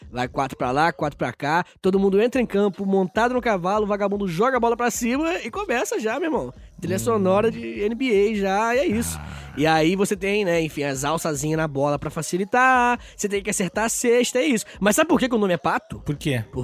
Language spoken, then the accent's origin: Portuguese; Angra dos Reis, Rio de Janeiro, Brazil; moved away; eu sou de Angra, né? Aliás, ah, era, né?